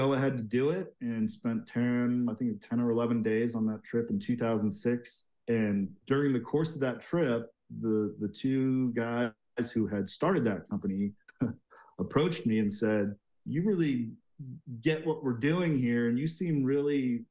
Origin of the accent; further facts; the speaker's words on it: Seattle, Washington, United States; moved away as an adult; also born or lived in Asia; now in Park City, United States; I grew up in Seattle, went to University of Washington